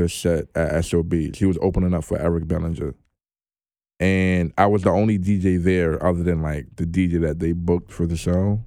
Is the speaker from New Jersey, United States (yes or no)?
no; New York City, New York, United States; I'm from Bed-Stuy